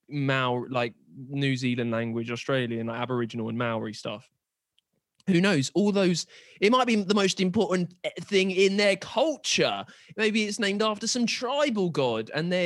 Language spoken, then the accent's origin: English; United Kingdom; I'm British.